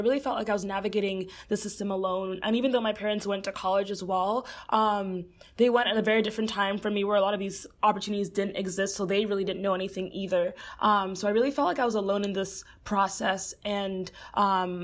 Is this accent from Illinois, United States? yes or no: no; Fort Lauderdale, Florida, United States; moved away as an adult; also born or lived in New York City; now in Chicago, United States; Originally, I am from Fort Lauderdale, Florida, which is where I grew up.